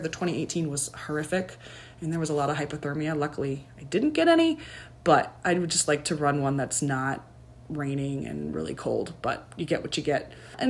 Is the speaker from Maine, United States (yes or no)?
yes; Maine, United States; now in Eau Claire, United States; I live in Eau Claire, Wisconsin, but I'm originally from Maine.